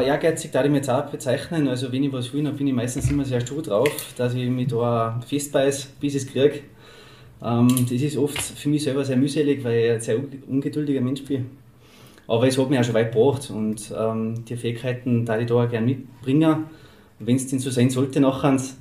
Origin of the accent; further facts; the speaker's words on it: Waidring, Tyrol, Austria; Wadring ist meine Heimat, ich gehöre daher, ich bin da groß geworden